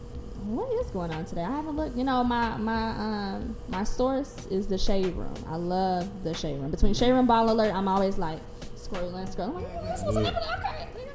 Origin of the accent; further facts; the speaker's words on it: Chicago, Illinois, United States; I grew up on 61st and Kimbark.